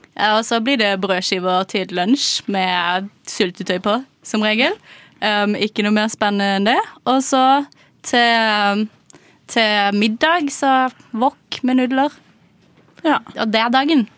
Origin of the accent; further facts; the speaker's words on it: Kristiansand, Agder, Norway; moved away as an adult; now in Oslo, Norway; jeg er også fra Kristiansand